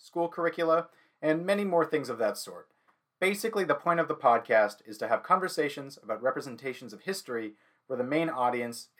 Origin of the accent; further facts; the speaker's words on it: Saskatoon, Saskatchewan, Canada; now in Toronto, Canada; I grew up in Saskatoon, Saskatchewan, Canada